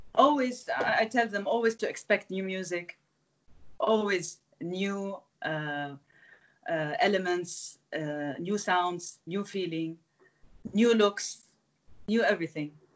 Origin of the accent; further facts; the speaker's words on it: Beirut, Beirut Governorate, Lebanon; to start with Beirut, my hometown, which is the city where I started